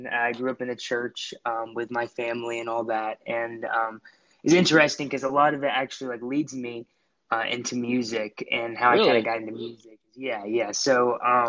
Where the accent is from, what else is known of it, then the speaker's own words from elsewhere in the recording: Buford, Georgia, United States; I'm from Buford, Georgia